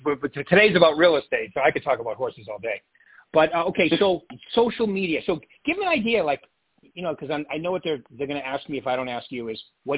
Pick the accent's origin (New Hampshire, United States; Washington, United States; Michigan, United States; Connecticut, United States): New Hampshire, United States; moved away; also born or lived in Wilton, New Hampshire; I'm from New Hampshire originally